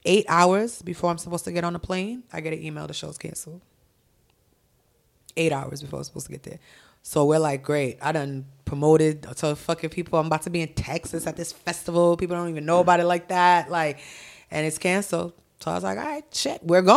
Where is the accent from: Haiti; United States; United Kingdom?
Haiti; born there; It's in Tomod, Haiti, where I was born in Haiti.